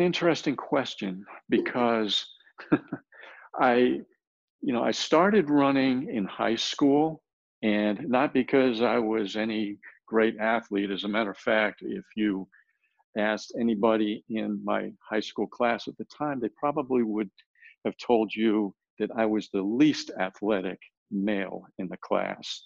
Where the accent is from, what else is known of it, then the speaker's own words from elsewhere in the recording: Rhode Island, United States; also born or lived in El Paso, Texas / Houston, Texas; now in San Antonio, United States; I was born in El Paso, but I grew up in Rhode Island